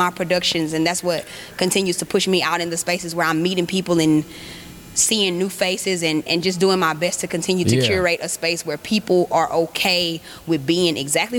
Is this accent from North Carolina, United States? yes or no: no; Houston, Texas, United States; I'm from Houston. I've lived here my whole life